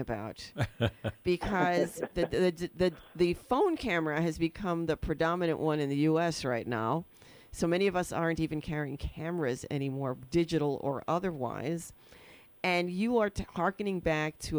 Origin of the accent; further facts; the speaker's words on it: New York City, New York, United States; I grew up in the Bronx.